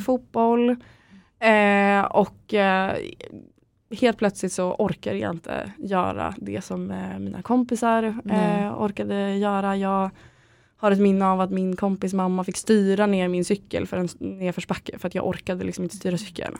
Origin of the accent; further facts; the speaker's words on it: Örnsköldsvik, Västernorrland County, Sweden; moved away as an adult; now in Stockholm, Sweden; jag kommer från Örnsköldsvik i grunden, mm. mm. eh, uppe i Norrland. Eh, och flyttade till Stockholm efter jag hade tagit studenten